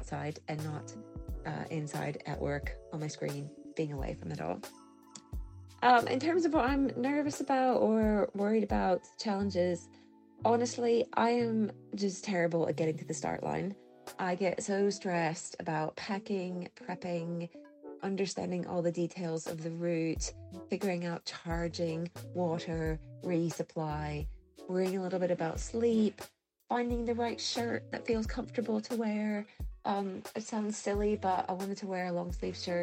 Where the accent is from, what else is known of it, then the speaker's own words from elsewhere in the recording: Indianapolis, Indiana, United States; now in Edinburgh, United Kingdom; I live in Edinburgh, Scotland. I'm originally from the Midwest of the US, from Indianapolis, Indiana